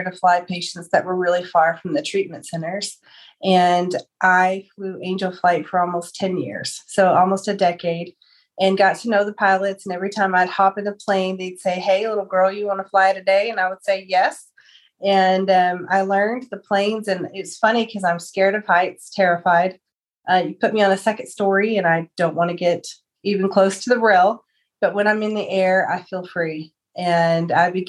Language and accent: English; Amarillo, Texas, United States; I am from Amarillo, Texas. I was born and raised here in the Texas Panhandle